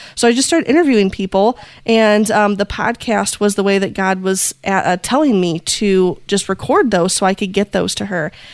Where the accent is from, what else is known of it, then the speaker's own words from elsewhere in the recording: Indiana, United States; I am from Indiana in the US. Um, we are in the heart of Amish country, so things are just a little bit slower here. And I've been born and raised here.